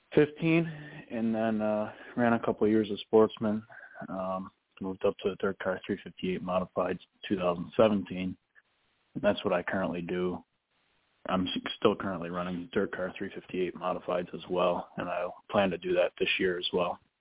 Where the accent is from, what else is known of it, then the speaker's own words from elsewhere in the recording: Ransomville, New York, United States; I basically grew up there